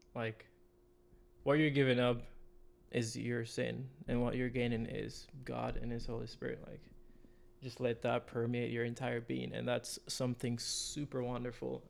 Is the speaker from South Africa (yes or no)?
no; Jamaica; moved away as an adult; now in United States; I'm from Jamaica. I came here, um, in twenty eighteen, I think, to study interior architecture